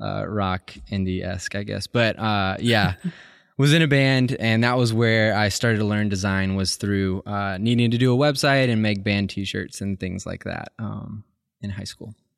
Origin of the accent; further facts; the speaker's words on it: Columbus, Georgia, United States; I grew up in Columbus, Georgia